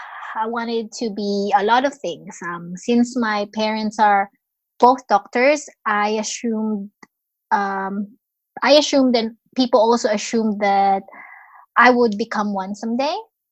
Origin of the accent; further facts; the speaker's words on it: Philippines; moved away as an adult; now in Australia; I am Filipino, living in Australia. I've been in Australia since 2007, but I was born and raised in Philippines.